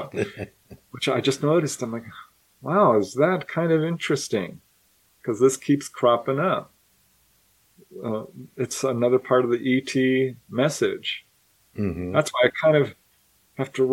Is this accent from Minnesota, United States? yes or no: no; California, United States; I've been in a few major wildfires growing up in California